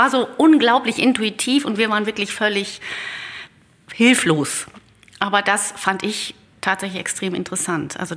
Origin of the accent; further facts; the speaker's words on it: Netherlands; ein Naturpanorama, das so diese holländischen Landschaften aus meiner Heimat quasi ähm, widerspiegelte oder darstellte.